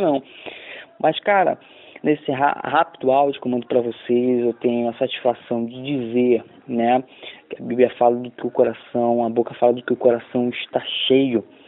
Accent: Rio de Janeiro, Brazil; now in Belém, Brazil; diretamente de Belém do Pará. Isso mesmo, sou carioca, mas moro aqui há mais de 22

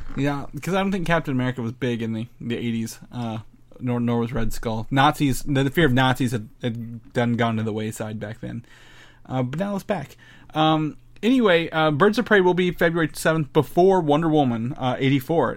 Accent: near Louisville, Indiana, United States; I grew up near Louisville

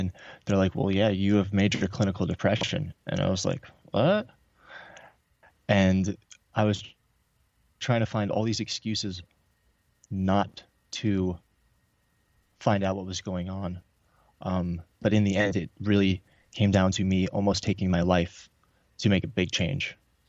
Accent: New York, United States; I grew up in New York in a divorced family, like a lot of other people.

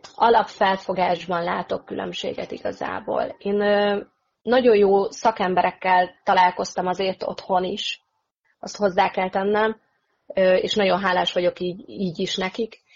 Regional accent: Hungary; moved away as an adult; now in England, United Kingdom; én igazából még mindig egy kicsit magyar vagyok

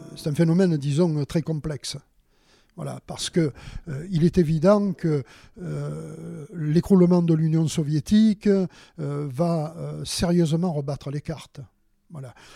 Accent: Marseille, Provence-Alpes-Côte d'Azur, France; moved away as an adult; now in Sanary-sur-Mer, France; Je suis originaire de Marseille, une ville qui me reste, euh, très chère.

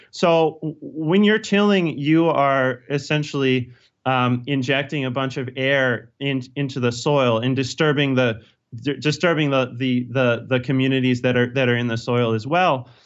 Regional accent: Virginia, United States; also born or lived in Pennsylvania; now in Cornville, United States; I'm originally from Virginia

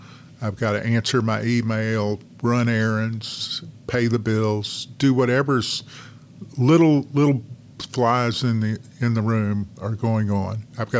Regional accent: Arkansas, United States; moved away as an adult; also born or lived in Washington, D.C.; now in North Carolina, United States; I grew up in Arkansas and practiced law in Arkansas.

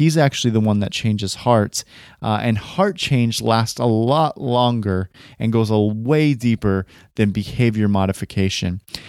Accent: California, United States; I come from Northern California, Bay Area-ish, near the Bay Area, the Northern Valley, and near a town called Stockton

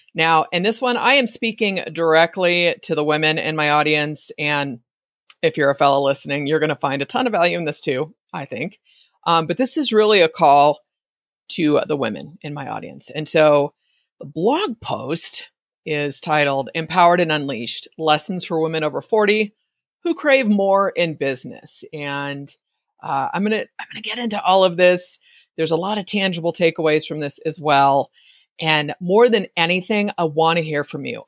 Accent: East Bay, California, United States; I grew up in the East Bay

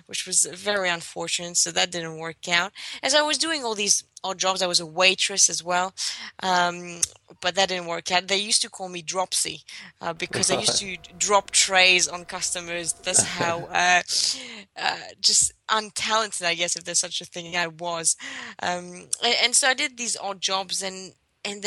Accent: Greece; moved away as an adult; also born or lived in London; I was born and raised in Greece

